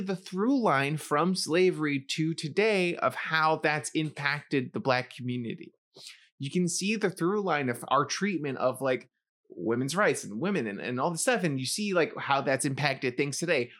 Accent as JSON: {"language": "English", "town": "New York City", "region": "New York", "country": "United States", "tie": "born or raised there", "said": "I was growing up in the Bronx"}